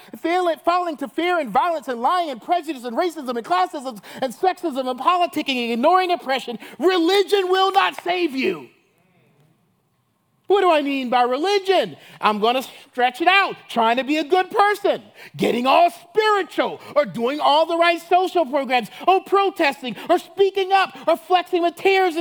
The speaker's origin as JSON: {"language": "English", "town": "Chicago", "region": "Illinois", "country": "United States", "said": "you know, I'm from Chicago, and I'm from that Harvard, Columbia crowd."}